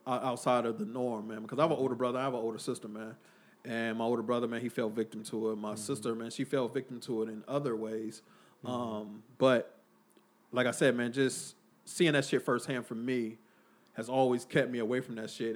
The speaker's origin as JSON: {"language": "English", "town": "Oakland", "region": "California", "country": "United States", "tie": "born or raised there", "said": "I was from, uh, I was born in Oakland, California"}